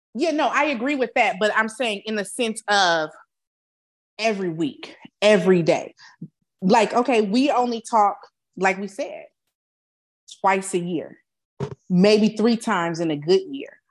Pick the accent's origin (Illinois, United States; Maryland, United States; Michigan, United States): Illinois, United States; Chicago; also born or lived in Alabama; now in San Antonio, United States; I'm from Chicago